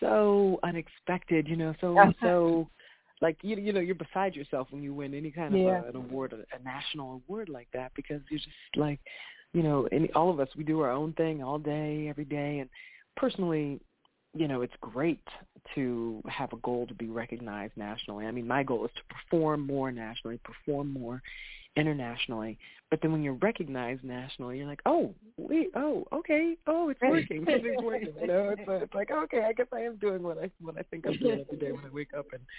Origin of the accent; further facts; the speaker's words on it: Bucks County, Pennsylvania, United States; moved away as an adult; also born or lived in Philadelphia, Pennsylvania / New York; now in Miami, United States; I'm from Philadelphia, Pennsylvania, born in Philly, raised just outside of Philadelphia, Bucks County, Pennsylvania